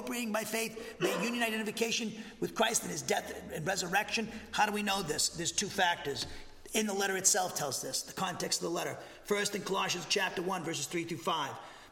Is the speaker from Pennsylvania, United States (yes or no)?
no; Massachusetts, United States; now in Huntsville, United States; I come from Massachusetts, I'm a New Englander